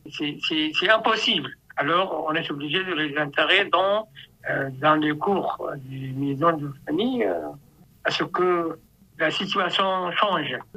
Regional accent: Sudan; now in Khartoum, Sudan; si je vis à euh, ma ville natale à 185 euh, km de carton

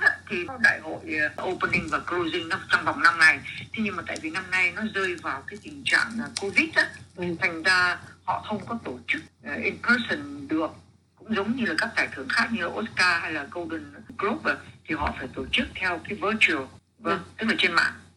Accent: Vietnam; mình là người Việt Nam

